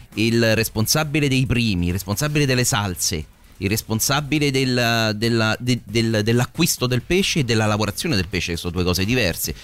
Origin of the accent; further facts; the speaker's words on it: Rome, Lazio, Italy; chiaramente siamo tutti di Roma, io sono di una borgata e Tor Vergata